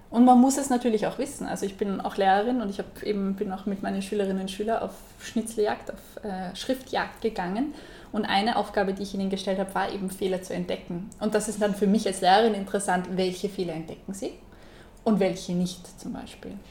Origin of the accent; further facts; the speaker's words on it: Salzburg, Austria; in Salzburg äh, ich komme aus Salzburg und da gibt es einen, einen Schranken.